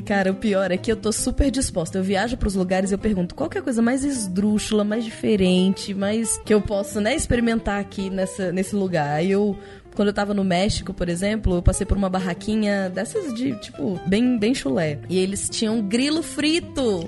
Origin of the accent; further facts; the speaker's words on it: Brazil; Como é que você identificou que eu era brasileira